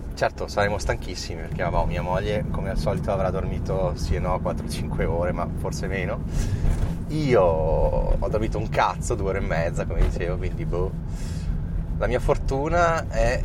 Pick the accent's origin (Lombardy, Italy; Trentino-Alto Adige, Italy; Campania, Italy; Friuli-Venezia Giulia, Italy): Trentino-Alto Adige, Italy; Trento; siamo di Trento